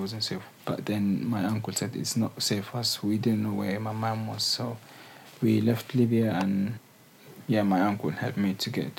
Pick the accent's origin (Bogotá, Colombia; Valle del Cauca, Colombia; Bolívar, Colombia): Valle del Cauca, Colombia; Cali; English is a second language; As soon as I told them I came from Cali and stuff, she said that I know the situation there and blah blah.